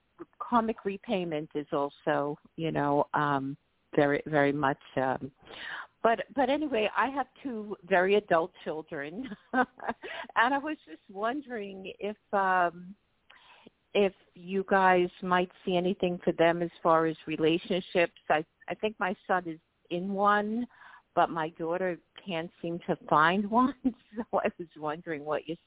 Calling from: New York, United States; I'm calling from New York.

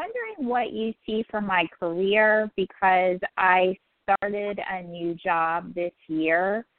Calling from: Pennsylvania, United States; I'm calling from Pennsylvania.

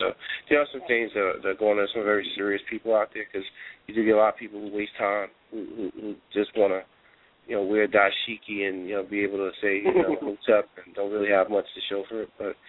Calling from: Charlotte, North Carolina, United States; I'm calling from Charlotte.

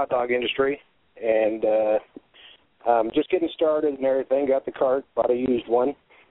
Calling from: Peoria, Arizona, United States; I'm calling from Peoria, Arizona.

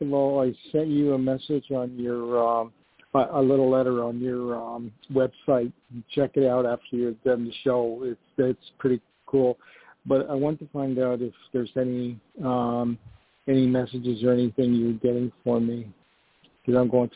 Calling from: New York, United States; I spell it with a Y, so V-Y-N-C, and I'm calling from New York.

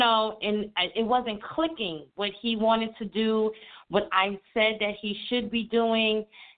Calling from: New York, United States; I'm calling from New York.

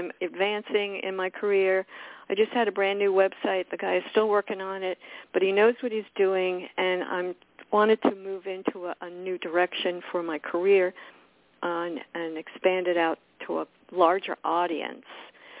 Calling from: Miami, Florida, United States; I'm in Miami, Florida.

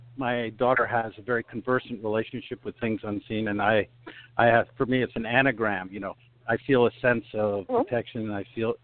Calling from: Sugar Land, Texas, United States; I'm calling from Sugar Land, Texas.

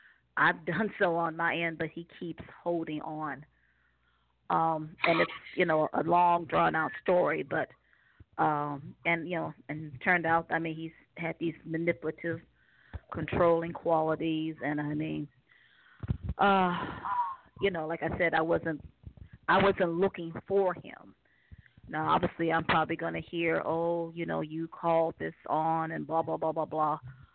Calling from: Cleveland, Ohio, United States; Yes. I'm calling from Ohio.

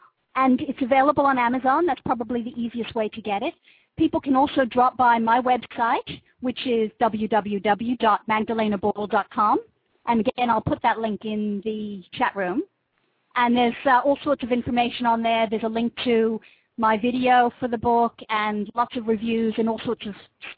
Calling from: New South Wales, Australia; In New South Wales, about halfway between Sydney and Newcastle.

